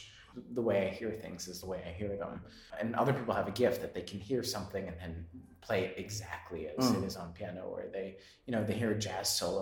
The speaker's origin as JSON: {"language": "English", "town": "Framingham", "region": "Massachusetts", "country": "United States", "tie": "born or raised there", "also_born_or_lived": "New York", "moved": "yes", "said": "I grew up in Boston, well, suburb of Boston called Framingham, Massachusetts"}